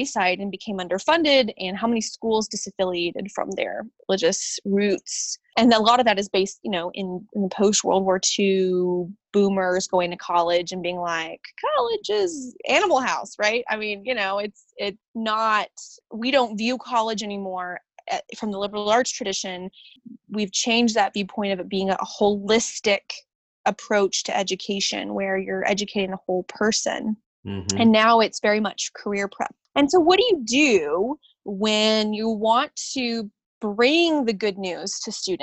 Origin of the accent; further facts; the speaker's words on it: Atlanta, Georgia, United States; moved away as an adult; now in Elkins, United States; I grew up in the Atlanta area, and my mom's family is from Alabama